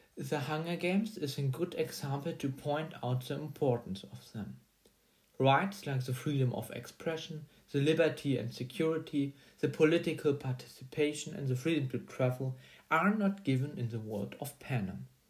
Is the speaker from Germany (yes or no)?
yes; Germany; English is a second language; I'm a student from Germany